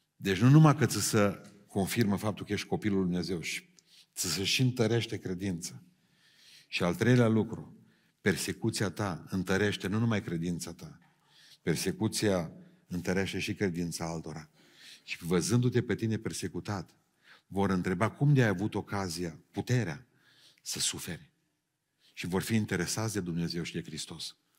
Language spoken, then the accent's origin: Romanian; a village near Beiuș, Bihor County, Romania; la noi în sat și toate satele alea din, de lângă Beiuș